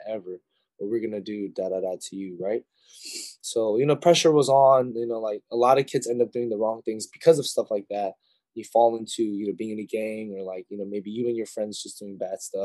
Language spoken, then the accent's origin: English; Los Angeles, California, United States; also born or lived in South Pasadena; I'm from East